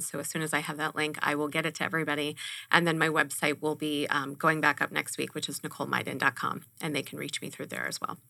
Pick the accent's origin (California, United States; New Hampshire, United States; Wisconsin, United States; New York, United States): California, United States; Los Angeles; now in Arizona, United States; growing up in Los Angeles and my generation